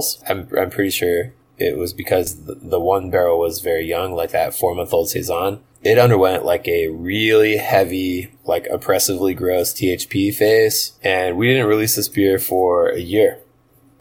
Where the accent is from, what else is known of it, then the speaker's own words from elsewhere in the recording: United States; we're American